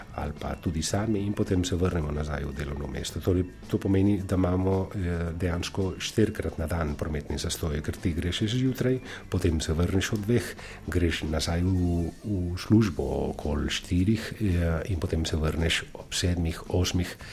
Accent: Valencia, Valencian Community, Spain; Slovenian is a second language; now in Slovenia; prihajam iz, eh, iz Valencije, iz Španije

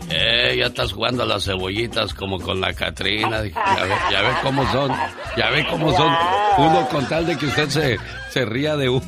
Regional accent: Tamaulipas, Mexico; moved away; Un día salí de Tamaulipas pero Tamaulipas nunca

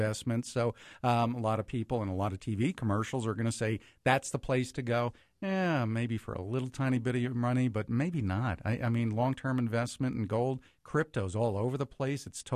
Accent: New Jersey, United States; now in Cincinnati, United States; I still keep in touch with friends that I grew up with, because I grew up in New Jersey

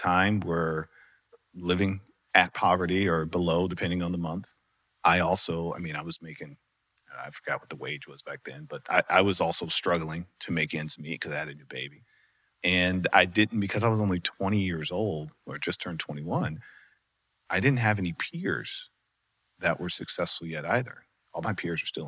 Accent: North Carolina, United States; moved away as an adult; also born or lived in Charlotte, North Carolina; now in Dallas, United States; I'm originally from North Carolina, moved to Dallas for the job

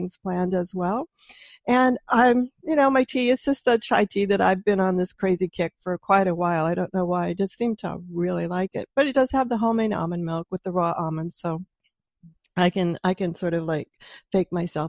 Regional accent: Pacific Northwest, United States; I'm from the Pacific Northwest

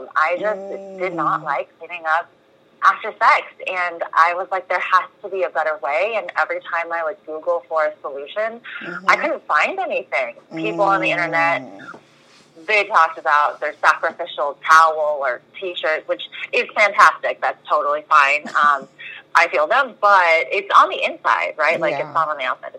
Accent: Bay Area, California, United States; now in Southern California, United States; We're in Southern California, but I am from the Bay Area.

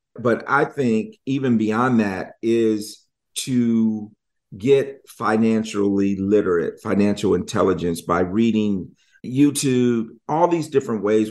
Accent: Michigan, United States; moved away; I'm from Michigan

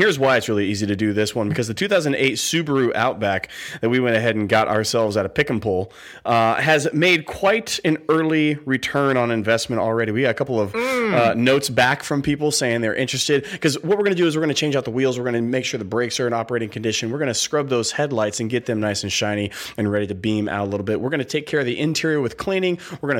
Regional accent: West Coast, United States; Growing up on the West Coast, I loved this man for my 49ers as I was cheering for him.

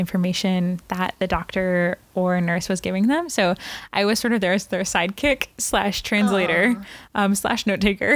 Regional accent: Brownsburg, Indiana, United States; From a town 20 minutes outside of Indianapolis, right, called Brownsburg, Indiana

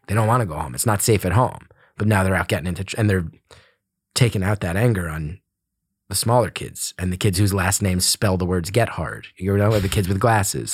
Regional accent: West Orange, New Jersey, United States; Grew up in a town called West Orange. Uh, it's a suburb of Newark, New Jersey

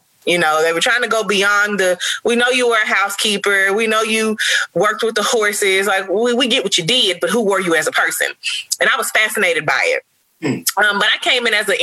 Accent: Memphis, Tennessee, United States; also born or lived in Nashville; I come from a predominantly Black environment. My school was all Black. My teachers were all Black. My city's, I'm from Memphis.

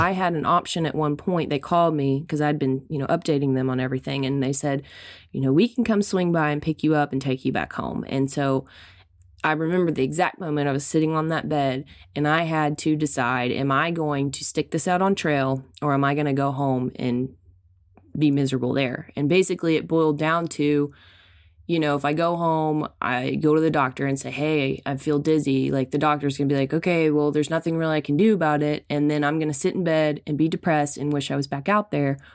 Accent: Arkansas, United States; I was from Arkansas

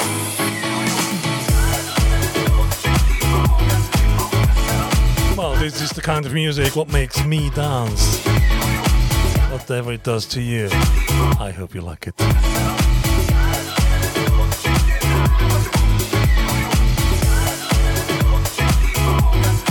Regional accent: Switzerland; first language Swiss German; English is a second language; This is Swiss German, my mother tongue.

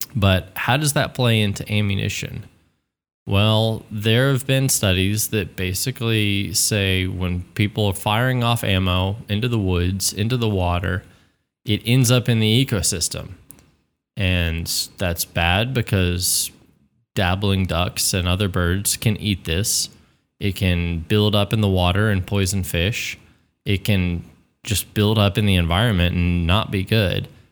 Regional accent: Texas, United States; as a Texan, you know, growing up dove hunting

